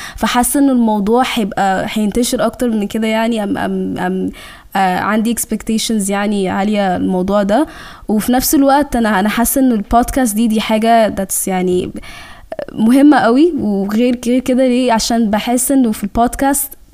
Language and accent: Arabic; Cairo, Cairo Governorate, Egypt; accent: Egyptian; also born or lived in Sudan; انا يعني من السودان آه وجيت هنا مصر